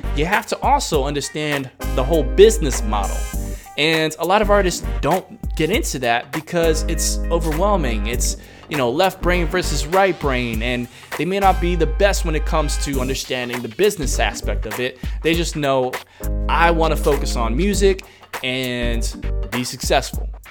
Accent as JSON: {"language": "English", "town": "New York City", "region": "New York", "country": "United States", "moved": "yes", "lives_now": "Hong Kong", "said": "I'm from New York City"}